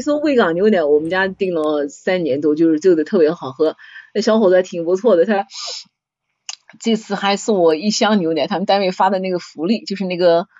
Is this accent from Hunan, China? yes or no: no; Nanjing, Jiangsu, China; also born or lived in Gaoyou; 我们从小在宣武区长大嘛